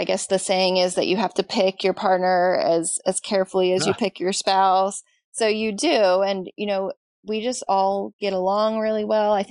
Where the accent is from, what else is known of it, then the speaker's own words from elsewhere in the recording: Southern Maryland, United States; moved away as an adult; now in Virginia, United States; I'm from Southern Maryland